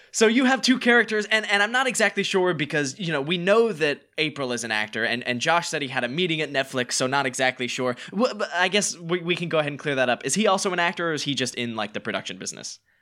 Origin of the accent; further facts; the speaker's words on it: North Carolina, United States; now in Los Angeles, United States; we're both from North Carolina.